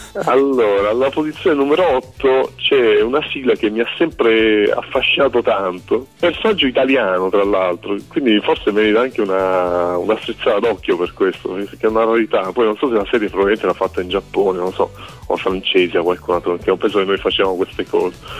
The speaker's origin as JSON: {"language": "Italian", "town": "Taranto", "region": "Apulia", "country": "Italy", "tie": "born or raised there", "moved": "yes", "lives_now": "Rome, Italy", "said": "In realtà sono pugliese, sono nato a Taranto"}